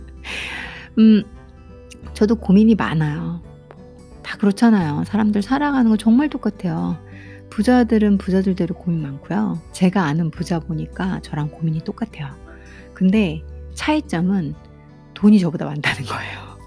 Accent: South Korea; 제가 한국 사람으로서

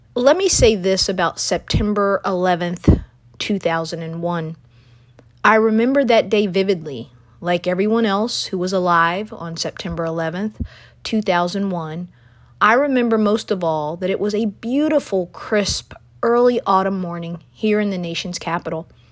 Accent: United States; as an American

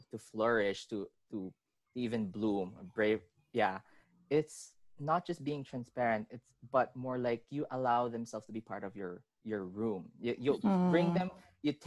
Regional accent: Manila, Metro Manila, Philippines; I was born and raised in Manila.

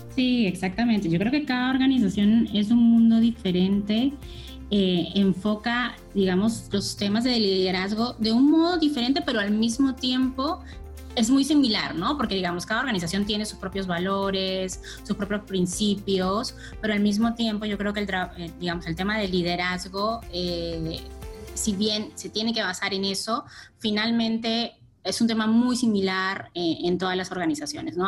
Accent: Peru; Universidad Católica de acá del Perú, yo soy peruana

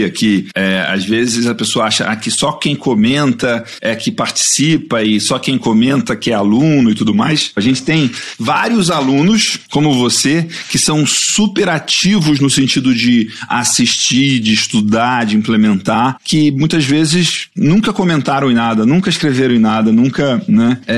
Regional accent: Passo Fundo, Rio Grande do Sul, Brazil; now in Mato Grosso, Brazil; Eu nasci em Passo Fundo, eu sou gaúcha.

